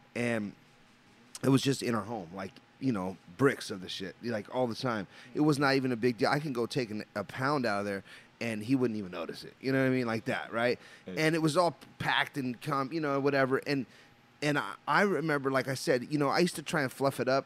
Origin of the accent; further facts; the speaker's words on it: Los Angeles, California, United States; I'm a Los Angeles native, you know, and I grew up in Los Angeles on the Imperial Highway